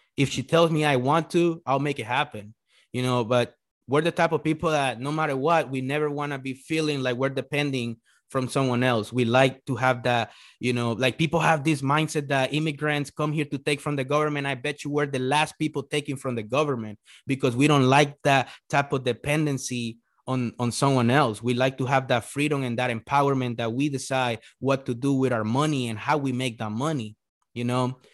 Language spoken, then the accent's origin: English; El Salvador; English is a second language; now in United States; I was born in El Salvador